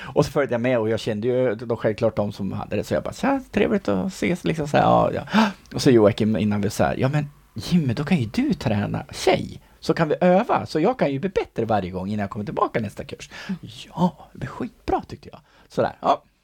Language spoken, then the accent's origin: Swedish; Sundsvall, Västernorrland County, Sweden; jag är ju från Sundsvall